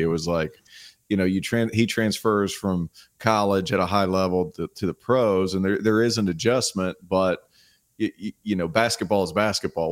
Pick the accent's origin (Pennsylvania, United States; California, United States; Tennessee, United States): Tennessee, United States; now in Charlotte, United States; I grew up in Tennessee, about three and a half hour drive from Charlotte.